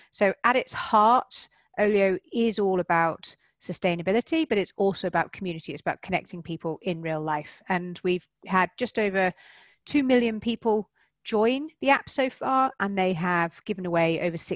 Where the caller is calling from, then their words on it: South West England, United Kingdom; I am. Yep, I'm in Wiltshire, um, so just about an hour, hour and a bit outside of London